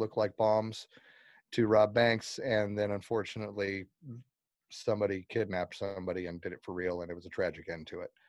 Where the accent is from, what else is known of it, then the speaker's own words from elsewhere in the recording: Palmer, Alaska, United States; I'm a writer from Palmer, Alaska.